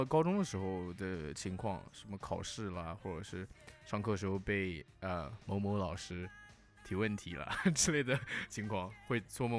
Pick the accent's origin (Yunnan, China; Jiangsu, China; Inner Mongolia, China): Jiangsu, China; Nanjing; accent: Nanjing; moved away; also born or lived in Vancouver; 我有那么严重的南京口音吗？